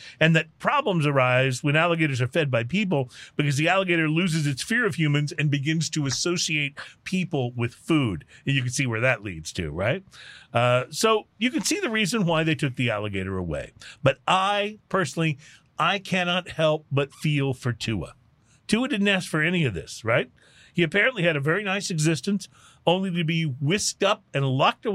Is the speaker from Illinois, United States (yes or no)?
no; near San Antonio, Texas, United States; I grew up near San Antonio